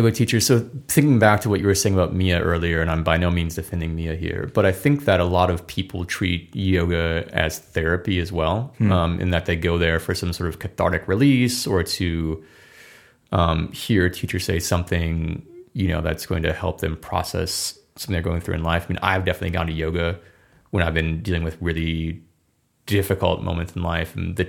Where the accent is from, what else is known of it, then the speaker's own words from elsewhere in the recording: Midwest, United States; now in Los Angeles, United States; And two, we're both from the Midwest